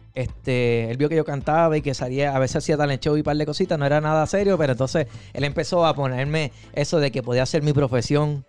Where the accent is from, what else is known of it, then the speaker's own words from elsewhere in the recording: Aguadilla, Puerto Rico; now in Holyoke, United States; Yo soy del área de Aguadilla